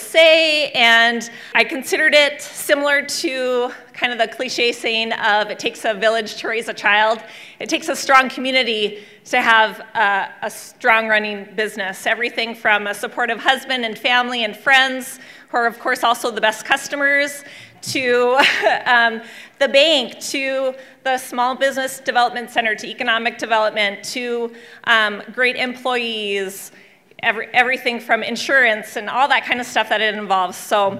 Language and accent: English; Williston, North Dakota, United States; Never would have thought that I would have owned a business growing up in Williston, but I don't think I could do it any other place than here.